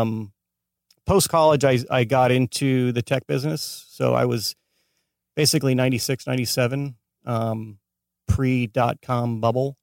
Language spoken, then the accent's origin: English; Escondido, California, United States; moved away as an adult; now in Los Angeles, United States; born and raised in San Diego